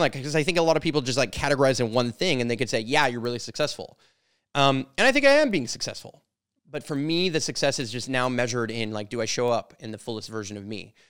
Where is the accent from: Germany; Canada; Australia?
Canada; I'm a Canadian. I'm from Canada